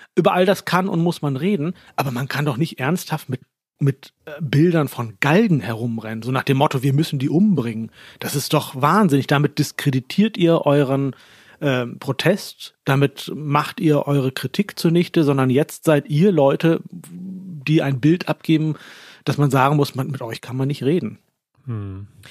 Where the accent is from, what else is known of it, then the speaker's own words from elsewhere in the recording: Lower Saxony, Germany; moved away as an adult; also born or lived in Baden-Württemberg, Germany / Pakistan / Turkey; now in Austria; ich komme aus Norddeutschland, aus einem Dorf namens Holland Schwielenfleet